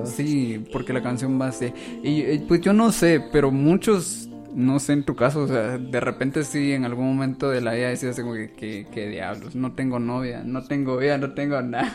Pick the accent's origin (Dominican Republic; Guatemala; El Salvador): Guatemala; Jalapa; now in Guatemala City, Guatemala; yo soy de Jalapa